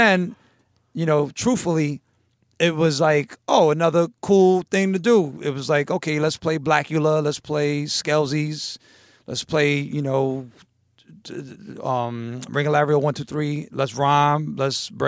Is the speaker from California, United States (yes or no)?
no; New York City, New York, United States; I grew up on 97th Street between Columbus and Amsterdam